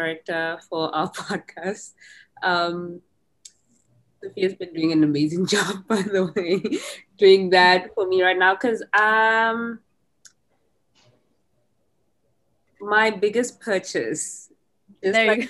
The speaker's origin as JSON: {"language": "English", "country": "South Africa", "moved": "yes", "lives_now": "Houston, United States", "said": "I'm originally from South Africa"}